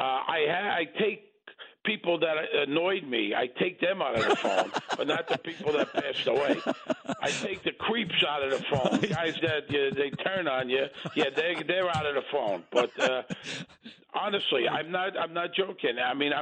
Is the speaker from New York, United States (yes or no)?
yes; New York City, New York, United States; I grew up in Brooklyn.